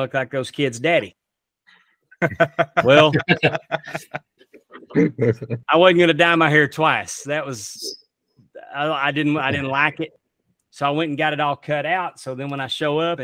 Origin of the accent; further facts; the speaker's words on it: Texas, United States; also born or lived in Utica, Mississippi; I grew up in Texas